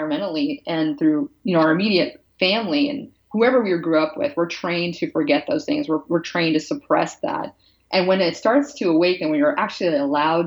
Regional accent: Pennsylvania, United States; moved away as an adult; also born or lived in California / Seattle; I'm from the East Coast. I'm from Pennsylvania

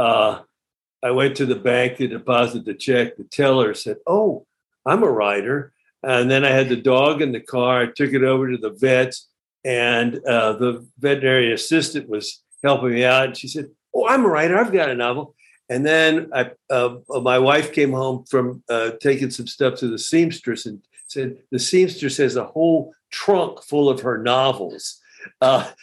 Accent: Houston, Texas, United States; I grew up in Houston. I say, suburban kid

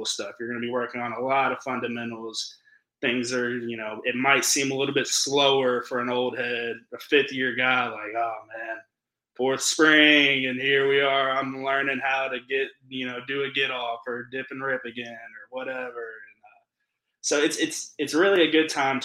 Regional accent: Louisville, Kentucky, United States; I'm from Louisville

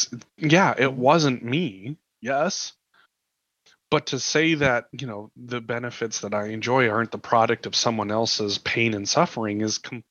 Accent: Montana, United States; growing up in Montana

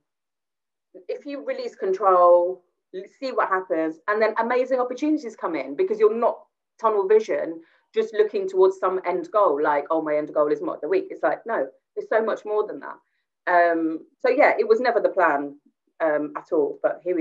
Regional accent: Gravesend, South East England, United Kingdom; it was in Gravesend, so it was in my hometown as well.

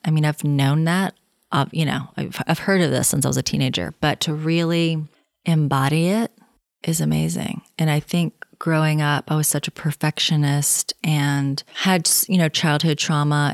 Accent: the South, United States; now in Los Angeles, United States; I'm from the South

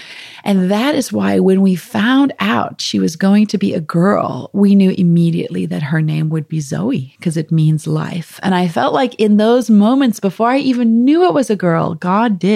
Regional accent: South Africa; moved away; I'm from South Africa originally

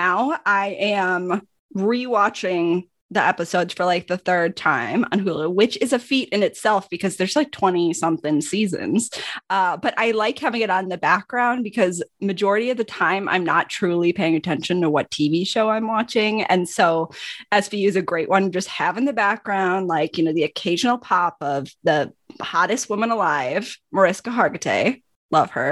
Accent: Wisconsin, United States; I'm from Wisconsin

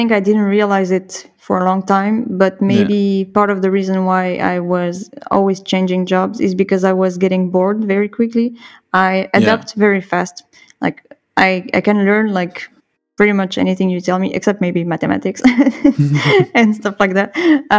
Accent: Bordeaux, Nouvelle-Aquitaine, France; also born or lived in Dax / Montpellier / Nice; I was born in Dax, which is like not too far from Biarritz. So on the southwest coast.

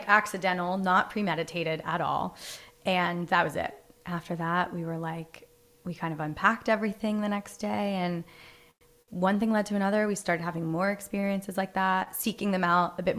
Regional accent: East Coast, United States; I grew up you know, I'm from the East Coast.

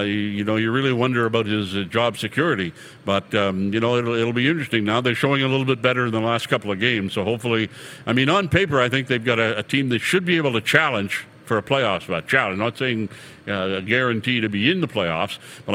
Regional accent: New Brunswick, Canada; moved away; I'm from New Brunswick

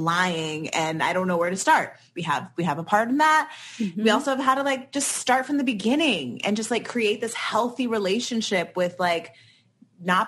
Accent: California, United States; growing up in California

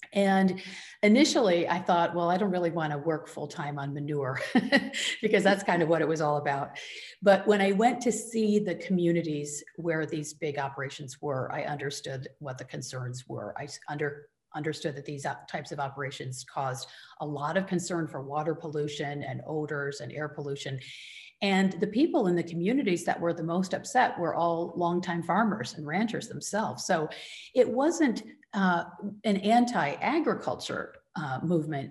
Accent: Michigan, United States; now in Northern California, United States; I grew up in the Midwest in Michigan

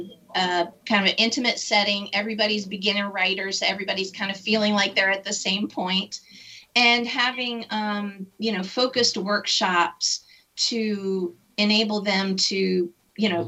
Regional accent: United States; as an American

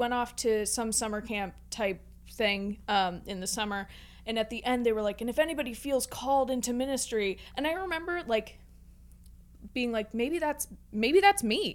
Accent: Pittsburgh, Pennsylvania, United States; I grew up in the North Hills area of Pittsburgh

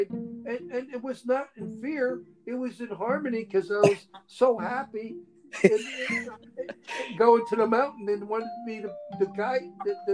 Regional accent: India; Indian from India, but because I, I have had a lifetime in India, and they saw it. They they could see I'm from India.

